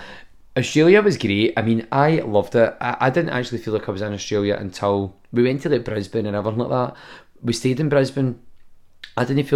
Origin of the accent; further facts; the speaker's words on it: Bellshill, Scotland, United Kingdom; that's actually my hometown.